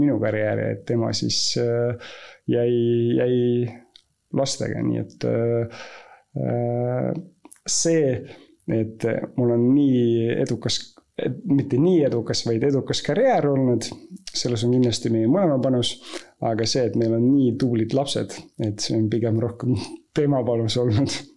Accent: Estonia; ma olen Eestis sündinud

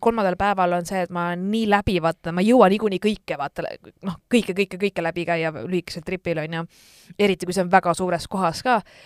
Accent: Estonia

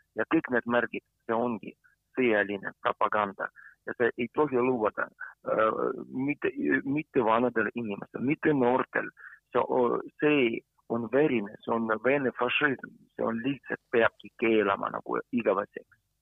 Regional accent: Ukraine; Estonian is a second language; now in Estonia; mina olen ukrainlane, aga ma olen Eesti kodanik ka

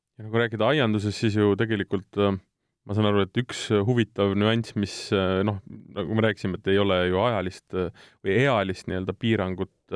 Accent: South Estonia, Estonia; mina olen ise Lõuna-Eestist pärit

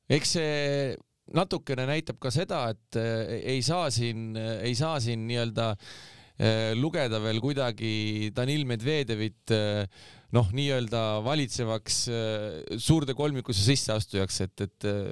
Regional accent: Saare County, Estonia; mina ise olen Saaremaalt pärit, onju, saarlane

